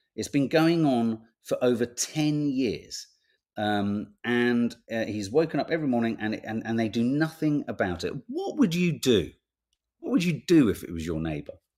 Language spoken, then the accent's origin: English; London, United Kingdom; also born or lived in Birmingham / Whitley Bay; we came to London. And then I was in London for the rest of it